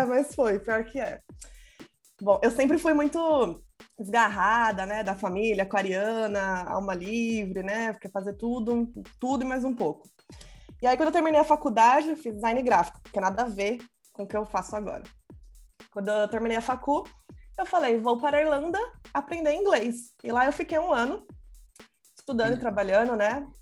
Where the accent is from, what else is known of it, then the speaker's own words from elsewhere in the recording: São Paulo, Brazil; Sou de São Paulo, mas estou no Ceará passando calor